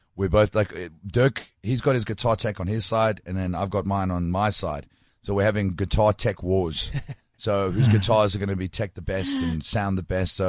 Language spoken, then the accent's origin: English; Middelburg, Mpumalanga, South Africa; also born or lived in Scotland; I grew up in Middelburg